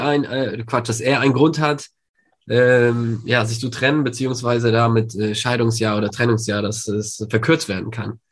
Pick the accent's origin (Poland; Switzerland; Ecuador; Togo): Poland; now in Germany; ich komm ja äh, ursprünglich aus Polen